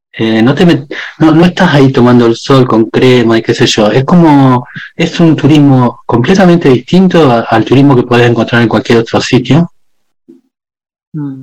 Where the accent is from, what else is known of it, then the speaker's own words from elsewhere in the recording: Argentina; moved away as an adult; also born or lived in Spain / Netherlands; nosotros desde chico en mi pueblo